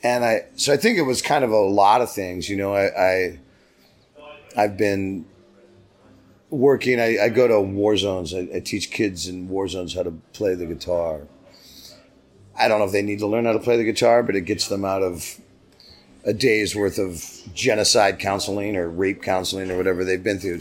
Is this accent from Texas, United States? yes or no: no; San Diego, California, United States; I grew up in San Diego, so I grew up on the border